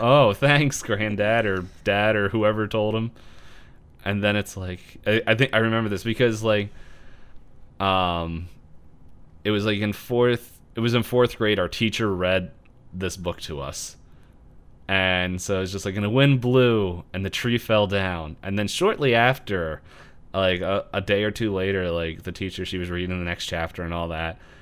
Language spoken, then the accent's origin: English; Philadelphia, Pennsylvania, United States; we're from Philly.